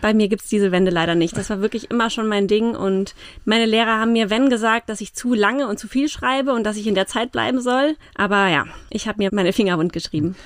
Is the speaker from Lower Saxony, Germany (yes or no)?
no; Mainz, Rhineland-Palatinate, Germany; also born or lived in Munich / France / Japan; Also ich bin in Mainz-Gonsenheim geboren und dann mit fünf Jahren nach Hechtsheim umgezogen. Bin in Weisenau zur Schule gegangen